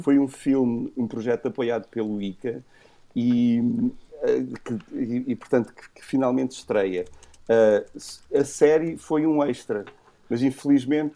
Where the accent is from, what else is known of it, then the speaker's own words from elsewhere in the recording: Algarve, Portugal; also born or lived in Coimbra; nós fomos para o Algarve muito cedo, portanto okay. as minhas primeiras memórias são, são, já do Algarve, sou, sou muito algarvio.